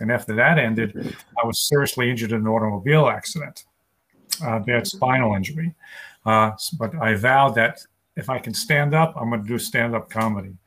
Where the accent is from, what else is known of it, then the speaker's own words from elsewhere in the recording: New York City, New York, United States; also born or lived in Long Island; was born and raised in New York City, and I live on Long Island right now